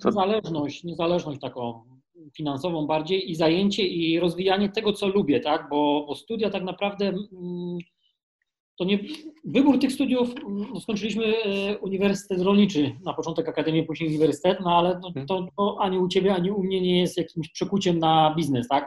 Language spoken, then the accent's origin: Polish; Kraków, Lesser Poland, Poland; Ja jestem z Krakowa